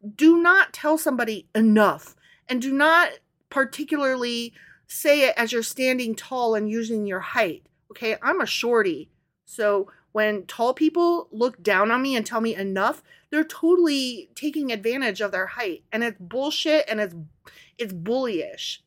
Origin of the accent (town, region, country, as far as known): Midwest, United States; accent: Midwestern